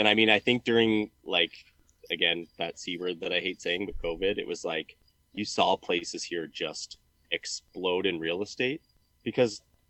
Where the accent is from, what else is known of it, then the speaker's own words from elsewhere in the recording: Pictou, Nova Scotia, Canada; now in Beaumont, Canada; I'm on my parents' front porch in Pictou, Nova Scotia. We're on a little our yearly summer vacation back to see my mom and dad. And yeah, I'm in the house I grew up